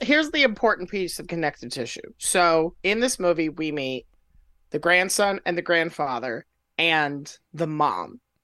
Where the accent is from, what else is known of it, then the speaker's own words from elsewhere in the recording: Florida, United States; I grew up in Florida